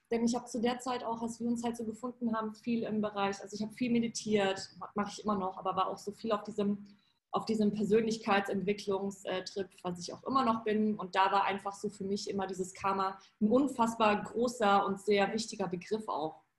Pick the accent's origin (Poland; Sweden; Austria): Poland; German is a second language; now in Germany; ich bin ja in Polen geboren und aufgewachsen und da gab es einfach kein Geld. Also zumindest nicht in meiner Familie.